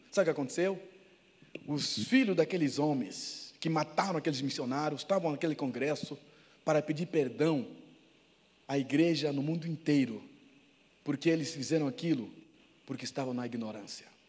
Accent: Angola; now in Brazil

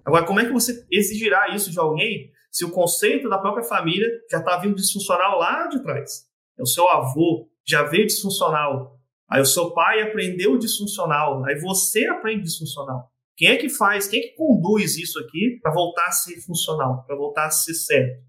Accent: Vila Velha, Espírito Santo, Brazil; moved away as an adult; also born or lived in Blumenau / Rio do Sul / Curitiba; Sou de Vila Velha, no Espírito Santo

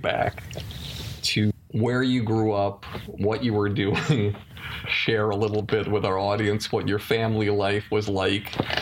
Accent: Longmeadow, Massachusetts, United States; I'm from Longmeadow

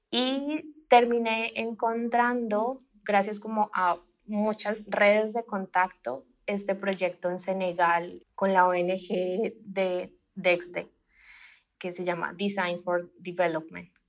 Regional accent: Colombia; moved away as an adult; now in Mexico; Sí, bueno, pues … eh, soy colombiana, llevo como cinco años viviendo en México eh, llegué acá, bueno, terminé la licenciatura en Colombia

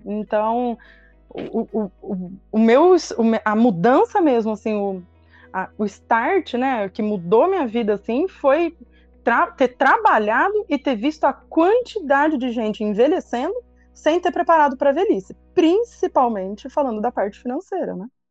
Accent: São José do Rio Preto, São Paulo, Brazil; also born or lived in Araraquara; eu sou daqui de Rio Preto mesmo, né? Fui para Araraquara, fiz a faculdade em Araraquara

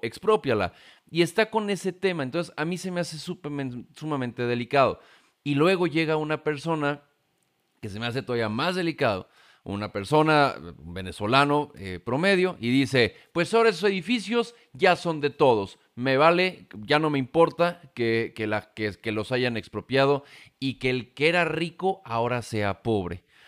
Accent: Mexico; aquí en México

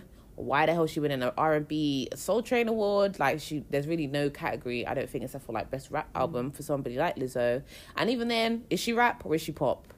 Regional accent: London, United Kingdom; We're from London. We're in Dam to come and see Ari.

